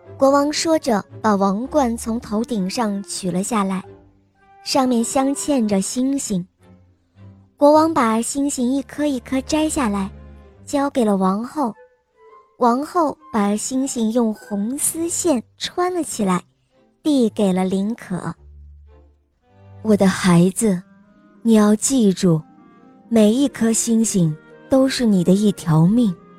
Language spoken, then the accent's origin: Chinese; Chongqing, China; 今年六岁了，我来自重庆